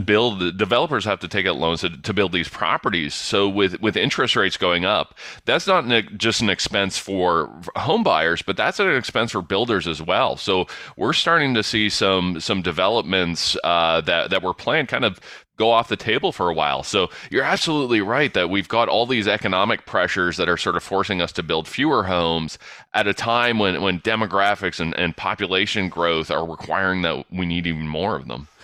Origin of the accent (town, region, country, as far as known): London, Ontario, Canada; born or raised there